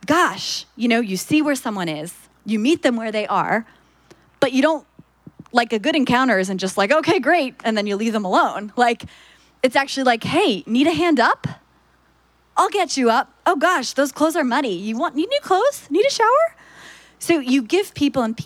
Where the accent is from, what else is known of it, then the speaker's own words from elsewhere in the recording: Philadelphia, Pennsylvania, United States; I'm from Philadelphia